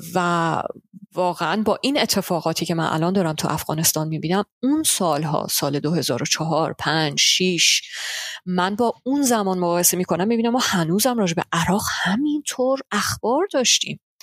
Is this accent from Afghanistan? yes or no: no; Hoffenheim, Baden-Württemberg, Germany; also born or lived in Tehran; من واقعا توی ده سه هزار نفره بزرگ شدم